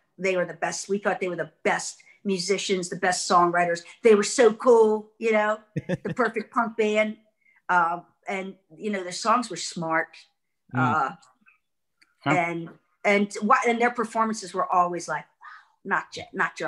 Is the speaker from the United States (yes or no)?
yes; Baltimore, Maryland, United States; I'm from Baltimore